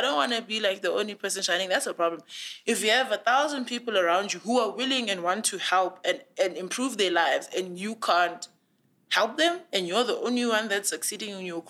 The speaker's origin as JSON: {"language": "English", "town": "Tongaat", "region": "KwaZulu-Natal", "country": "South Africa", "said": "Exactly, because I'm from Tongat. Like, about 15, 20 minutes walk to the Hewlett factory. I'm from a factory town. I might have had access to, like, very good education, but essentially that's where I'm from."}